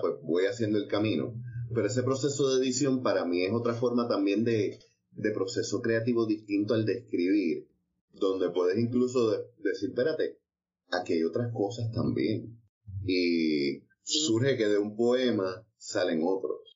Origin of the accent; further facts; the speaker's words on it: Trujillo Alto, Puerto Rico; also born or lived in Ponce; a mí, que nací en Ponce, me crió en Trujillo Alto